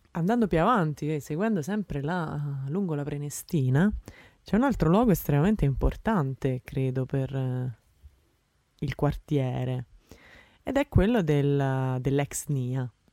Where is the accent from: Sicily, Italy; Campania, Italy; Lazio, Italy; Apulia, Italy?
Lazio, Italy; Rome; moved away as an adult; now in Netherlands; io sono nata a Roma, cresciuta a Roma, romana di Roma